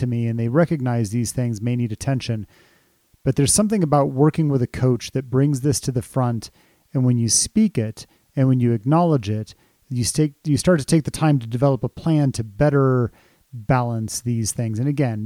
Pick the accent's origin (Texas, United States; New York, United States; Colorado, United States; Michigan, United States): Colorado, United States; I can remember living here in Colorado, growing up in Colorado